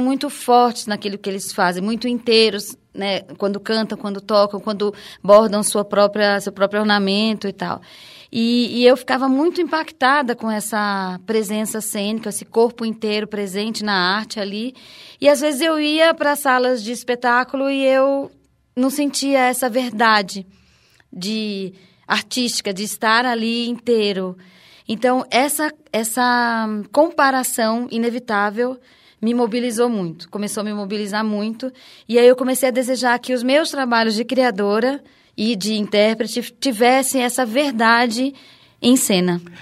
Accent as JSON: {"language": "Portuguese", "town": "Recife", "region": "Pernambuco", "country": "Brazil", "tie": "born or raised there", "also_born_or_lived": "Campina Grande, Paraíba", "said": "na verdade eu sou paraibana, mas eu me criei em Pernambuco, eu só nasci na, em Campina Grande, me criei em Recife"}